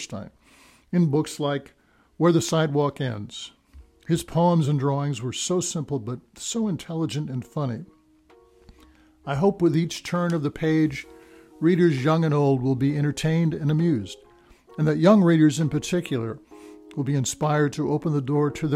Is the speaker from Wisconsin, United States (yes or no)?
no; Minnesota, United States; now in Cedar Rapids, United States; a boy growing up in Minnesota